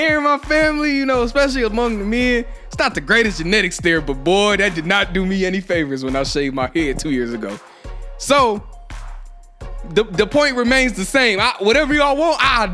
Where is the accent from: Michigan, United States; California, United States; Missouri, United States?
Michigan, United States; Ypsilanti; I'm from Ipsy. You know, I live in Ipsy